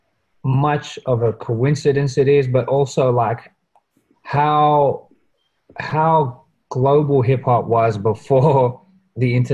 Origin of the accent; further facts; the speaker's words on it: Australia; a Australian born to migrant parents in Australia